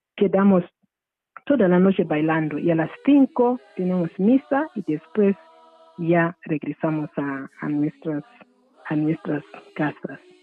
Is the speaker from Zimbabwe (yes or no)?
yes; Zimbabwe; Spanish is a second language; moved away as an adult; also born or lived in United States / Italy / Spain; now in Burgos, Spain; yo nací en Zimbabue, en una poblado, un, poblado que se llama Kamatizi